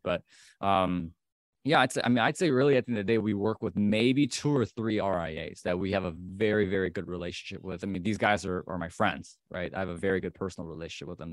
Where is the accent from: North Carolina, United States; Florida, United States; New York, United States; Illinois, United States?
Illinois, United States; Chicago; I'm, I'm from Chicago, the Chicagoland area